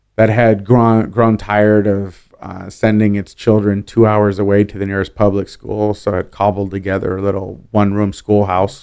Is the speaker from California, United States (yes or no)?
yes; Oakland, California, United States; also born or lived in San Francisco / Berkeley; I'm a Bay Area kid. I, I was raised in Berkeley and Oakland